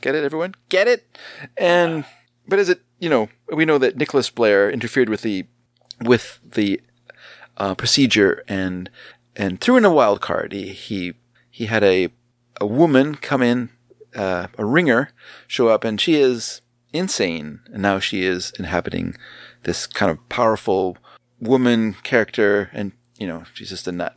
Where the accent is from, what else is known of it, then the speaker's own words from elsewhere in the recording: Canada; we are Canadian.